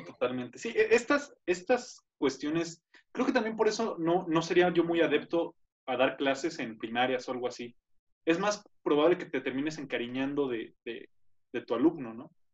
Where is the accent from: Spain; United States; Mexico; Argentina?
Mexico; Tenancingo; moved away; en mi pueblo, en Tenen York, que era de héroes, era gerente de un banco, de los poquitos bancos que había ahí cuando yo estaba más joven